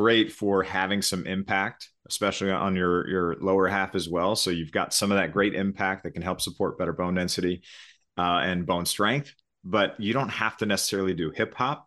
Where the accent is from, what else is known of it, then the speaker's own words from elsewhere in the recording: Missouri, United States; I listened to about ninety-five percent country music as I was growing up in Missouri.